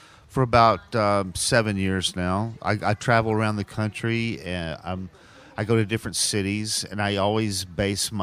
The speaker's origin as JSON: {"language": "English", "town": "Chattanooga", "region": "Tennessee", "country": "United States", "tie": "born or raised there", "moved": "yes", "lives_now": "Los Angeles, United States", "said": "I naturally wanted to come back to my hometown and do one about Chattanooga"}